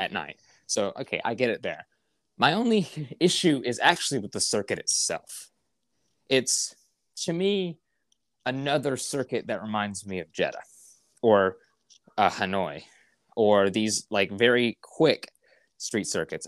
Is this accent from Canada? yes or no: no; United States; being an American F one fan